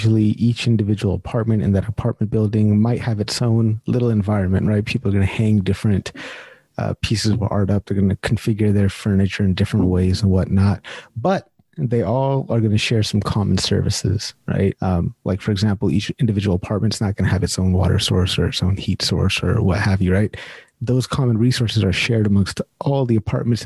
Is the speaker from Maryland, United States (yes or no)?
no; Sacramento, California, United States; now in Canada; I'm from Sacramento, California